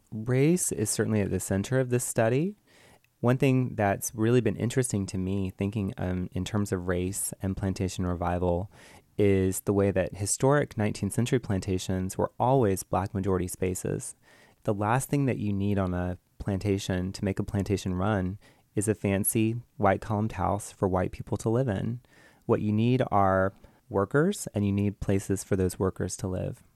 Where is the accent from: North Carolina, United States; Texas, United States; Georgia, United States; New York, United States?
Georgia, United States; I grew up in Georgia